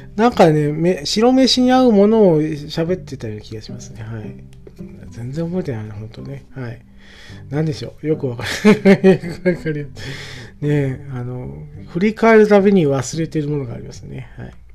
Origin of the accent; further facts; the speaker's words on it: Yabakei, Oita, Japan; うちの、えー、地元。で、耶馬渓とかね。えー、だから、えっ、と、大分県の北部の、もうちょっともう限定して言うと、まあ僕の田舎だから耶馬渓になる